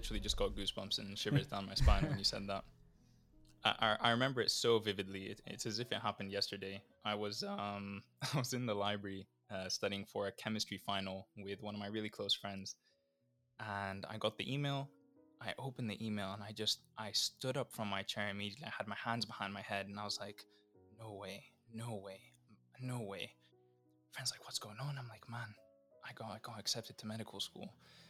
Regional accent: Athens, Attica, Greece; also born or lived in Vancouver, Canada; I was born in Vancouver in Canada, and then a couple months later moved to Athens, Greece for my dad's job. And that's where I grew up for most of my life.

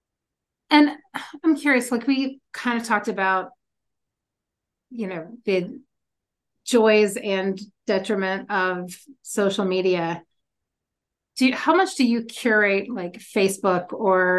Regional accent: Louisville, Kentucky, United States; moved away; I grew up in Kentucky in Louisville

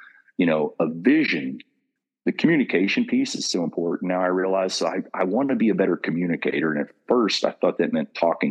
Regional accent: Kentucky, United States; Coming from Kentucky was always a tagline. Hey, say it real slow. I'm from Kentucky

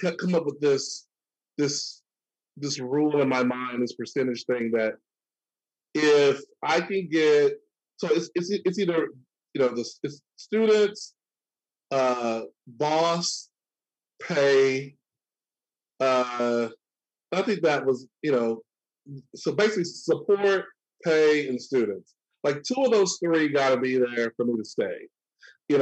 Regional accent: Hooks, Texas, United States; moved away as an adult; also born or lived in Arkansas / Pennsylvania; I was born in Arkansas, raised in Texas.

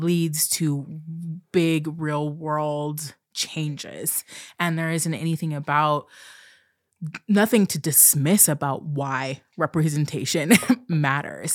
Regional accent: Pacific Northwest, United States; also born or lived in Portland, Oregon; I'm from the Pacific Northwest. I live outside of, right outside of Portland, Oregon.

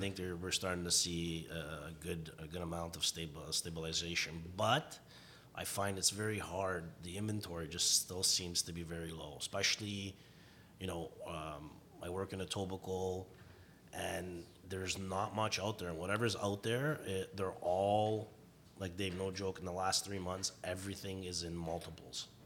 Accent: Vaughan, Ontario, Canada; moved away as an adult; now in Etobicoke, Canada; growing up in Vaughan as well

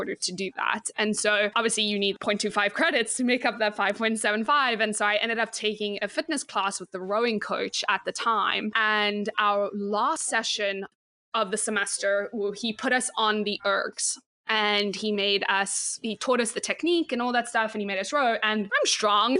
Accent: South Africa; moved away as an adult; now in Pottstown, United States; I played 5 different sports growing up in South Africa.

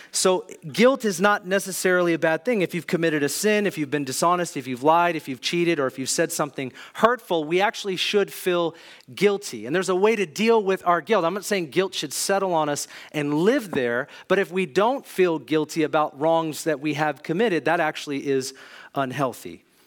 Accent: Kirkland, Washington, United States; I grew up in Kirkland, Juanita area, had good parents

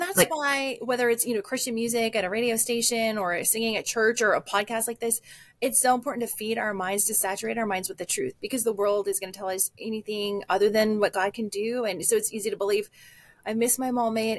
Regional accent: Midwest, United States; also born or lived in Texas; now in Minnesota, United States; I'm from the Midwest

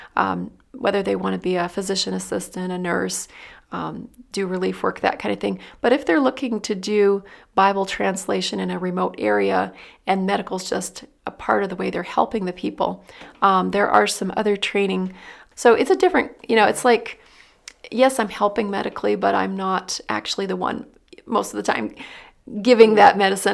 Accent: Dayton, Ohio, United States; moved away as an adult; now in Philippines; I'm actually from Dayton, Ohio

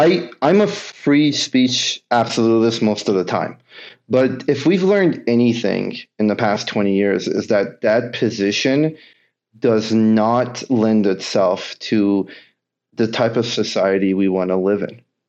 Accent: Kentucky, United States; a lot of us, again, growing up in Kentucky, I went to school in upstate New York, very liberal school, totally different than what I was anything used to.

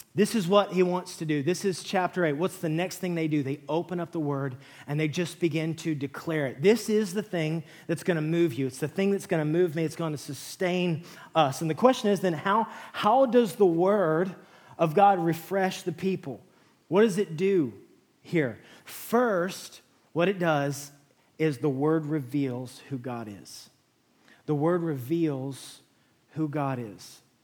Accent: West Texas, United States; moved away; I grew up in West Texas

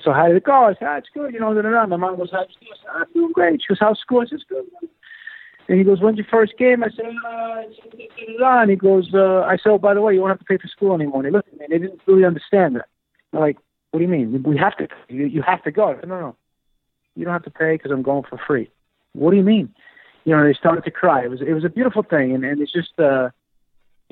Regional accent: New York City, New York, United States; also born or lived in Bronx, New York; I grew up in Queens, Whitestone, Queens, in New York City. A little outside of New York, in the Bronx as well.

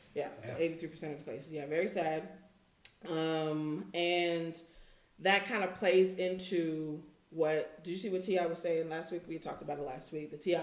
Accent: Houston, Texas, United States; I'm from Houston. We're from Houston.

